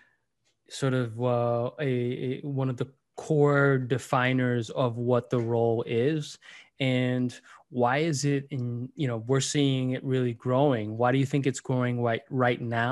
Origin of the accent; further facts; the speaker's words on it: Miami, Florida, United States; moved away as an adult; also born or lived in San Francisco Bay Area / New York City; I'm in Miami, Florida, after spending about a decade and a half between the Bay Area and New York City